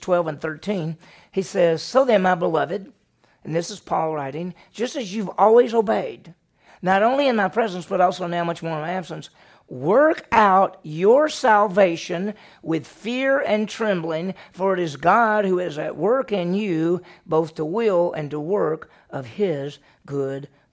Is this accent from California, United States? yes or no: no; Meridian, Mississippi, United States; growing up in Meridian, Mississippi